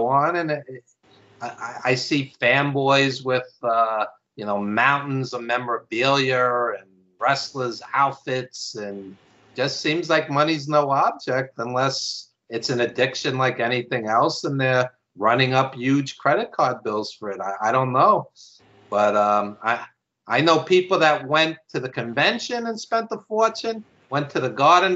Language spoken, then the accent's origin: English; New York, United States; accent: New York; I live in New York, obviously, as you could tell by my accent